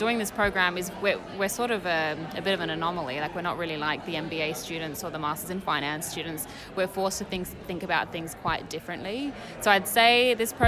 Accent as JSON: {"language": "English", "town": "Perth", "region": "Western Australia", "country": "Australia", "said": "I'm from Perth, Australia."}